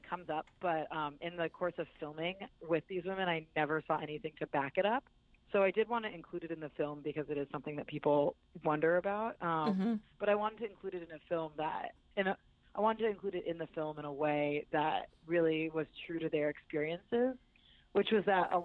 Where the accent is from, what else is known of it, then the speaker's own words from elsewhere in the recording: California, United States; now in New York, United States; I live in New York and I'm from California